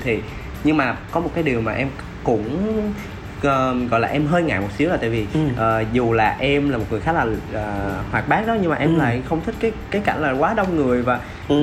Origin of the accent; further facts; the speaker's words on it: Mekong Delta, Vietnam; now in Ho Chi Minh City, Vietnam; em vẫn về quê thì về miền tây thì em có về qua cần thơ